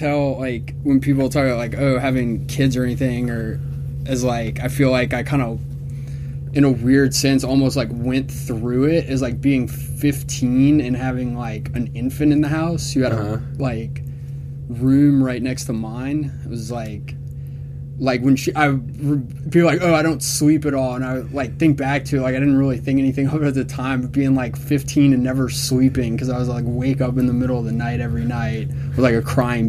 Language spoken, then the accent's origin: English; Atlanta, Georgia, United States; also born or lived in New Orleans / Boston; we moved to Atlanta when I was 4 years old, where I've lived ever since then, right up to the present day at age 30.